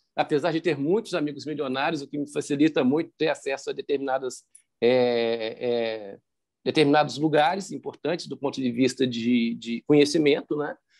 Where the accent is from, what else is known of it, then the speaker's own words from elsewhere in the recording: Belo Horizonte, Minas Gerais, Brazil; eu sou de Minas Gerais, sou de Belo Horizonte